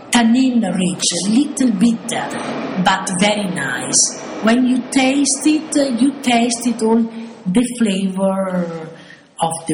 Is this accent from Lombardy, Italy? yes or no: no; Bologna, Emilia-Romagna, Italy; English is a second language; moved away as an adult; now in Modena, Italy; I came from Bologna